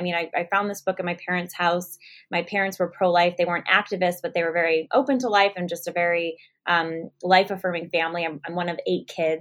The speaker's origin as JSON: {"language": "English", "region": "California", "country": "United States", "said": "I'm from California, started Live Action in San Jose"}